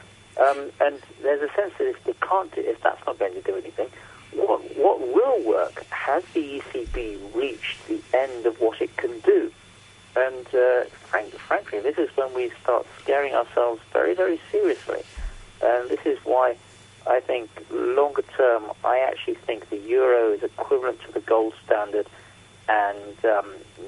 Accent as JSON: {"language": "English", "country": "United Kingdom", "said": "I'm British"}